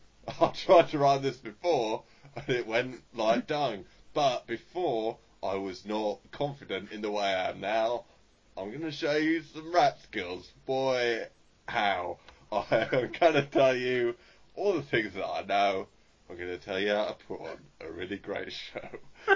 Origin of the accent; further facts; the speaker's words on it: Australia; And I'm not even actually from London, I'm from Australia, which is why earlier I said Bonzer